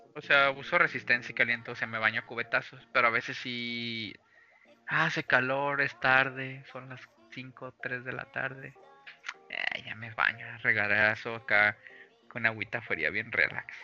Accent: Mexico

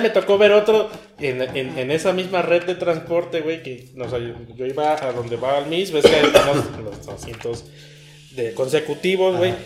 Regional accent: Mexico; soy mexicano, cabrón. Vivo acá

